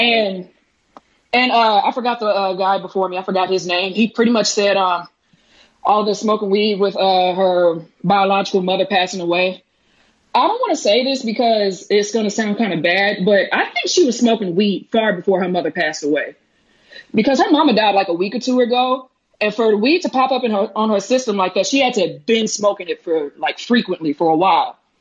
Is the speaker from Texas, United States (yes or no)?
yes; Dallas, Texas, United States; I'm from Dallas, Texas